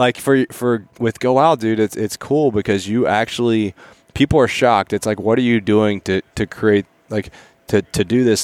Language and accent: English; Appalachia, United States; I grew up in Appalachian mountain range